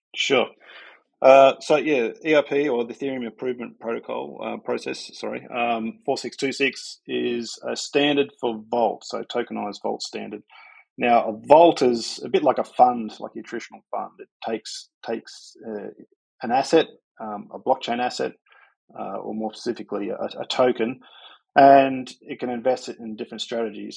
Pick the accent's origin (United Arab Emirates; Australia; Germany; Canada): Australia; Sydney, New South Wales; I'm from Sydney